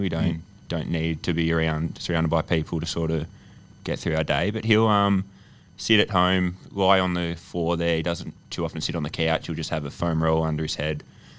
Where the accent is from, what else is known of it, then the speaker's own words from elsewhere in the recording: Birregurra, country Victoria, Australia; now in Sydney, Australia; grew up in country Victoria, a small town called Birragara.